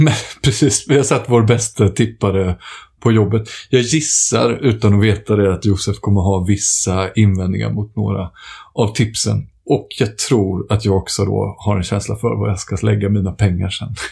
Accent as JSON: {"language": "Swedish", "region": "Småland", "country": "Sweden", "said": "som smålänning i själ och hjärta"}